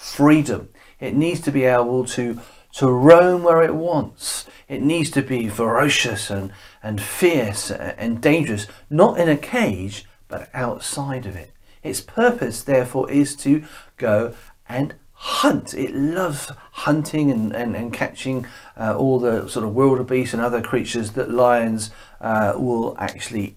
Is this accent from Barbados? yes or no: no; Bournemouth, South West England, United Kingdom; moved away; also born or lived in West Ewell; we come from Bournemouth as a family